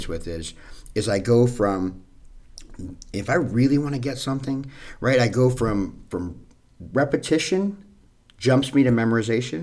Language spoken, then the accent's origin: English; New York City, New York, United States; I'm from Hell's Kitchen, New York City, born in 75, raised in the 80s.